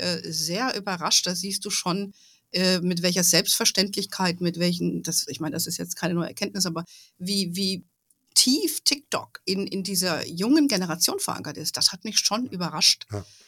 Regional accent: Hesse, Germany; moved away; in Hessen lebt, äh, wo ich früher, wo ich aufgewachsen bin.

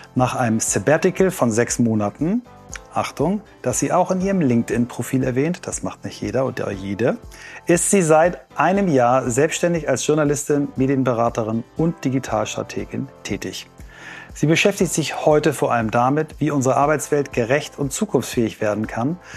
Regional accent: Germany

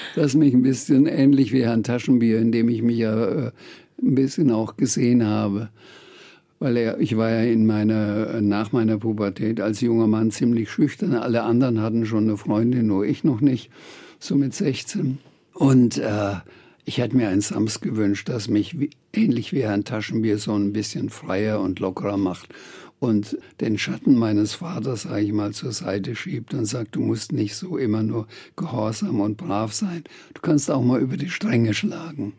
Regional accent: Franconia, Bavaria, Germany; also born or lived in Bamberg / Schweinfurt / Birkenfeld; dass ich Franke bin

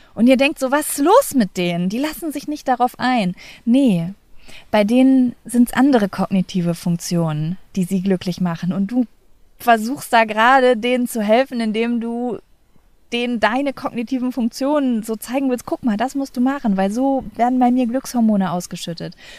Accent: Lübbecke, North Rhine-Westphalia, Germany; moved away as an adult; also born or lived in Cologne; meine Heimatstadt Lübbe

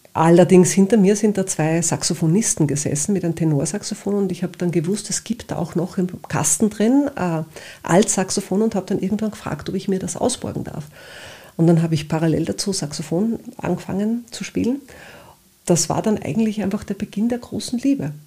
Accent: Upper Austria, Austria; now in Vienna, Austria; ich bin gebürtige Oberösterreicherin

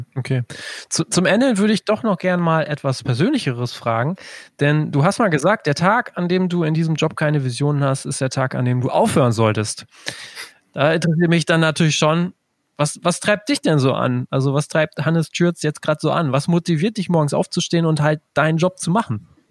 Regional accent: Germany; als Deutscher

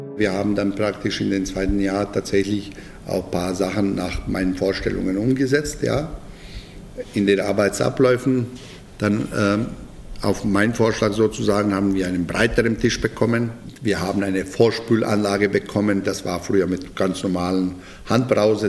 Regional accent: Bosnia & Herzegovina; German is a second language; moved away as an adult; now in Munich, Germany; Ich komme eigentlich aus ganz, ganz kleinem Dorf äh, und aus ganz kleiner Gemeinde in Bosnien

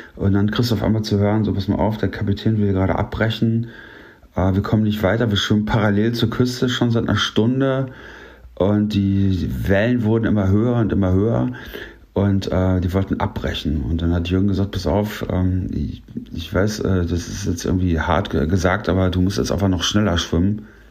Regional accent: Paderborn, North Rhine-Westphalia, Germany; also born or lived in Ruhr area; Auch hier komme ich eigentlich aus dem Ruhrgebiet, aber bin hier aufgewachsen.

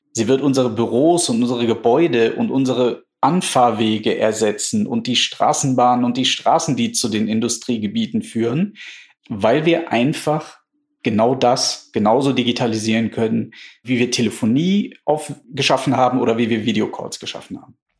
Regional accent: Germany; wir als Deutsche

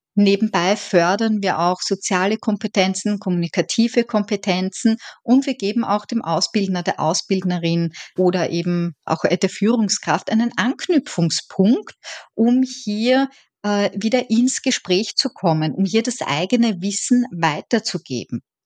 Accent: Vienna, Austria; moved away as an adult; also born or lived in Eisenstadt, Burgenland; now in Dublin, Ireland; wie man wahrscheinlich hören kann, ich bin Österreicherin

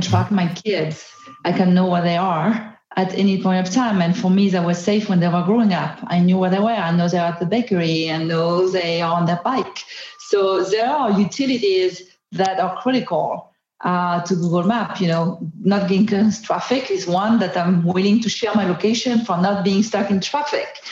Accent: Marseille, Provence-Alpes-Côte d'Azur, France; English is a second language; moved away; I'm from Marseille in France

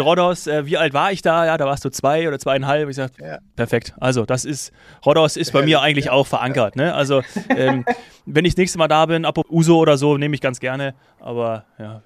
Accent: Bavaria, Germany; für mich als Bayer

